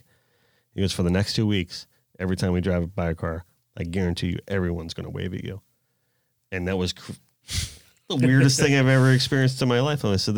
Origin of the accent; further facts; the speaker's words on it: South Florida, United States; I grew up in South Florida, it is kind of like a little city down here.